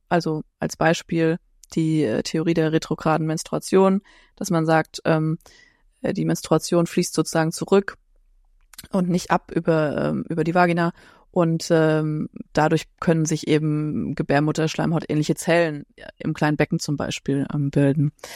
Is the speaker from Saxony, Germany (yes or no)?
no; Frankfurt am Main, Hesse, Germany; ich komme aus Frankfurt am Main, bin Heilpraktikerin